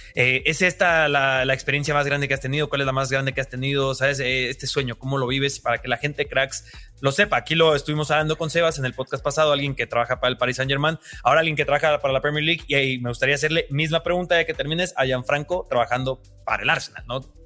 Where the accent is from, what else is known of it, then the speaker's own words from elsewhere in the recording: Mexico; soy de México